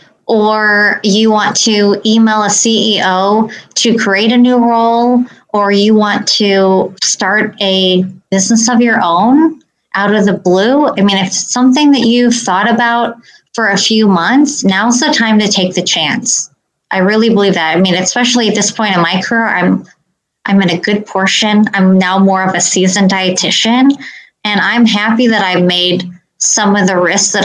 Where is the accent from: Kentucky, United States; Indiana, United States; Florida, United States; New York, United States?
Indiana, United States; I grew up in Indiana, being a Hoosier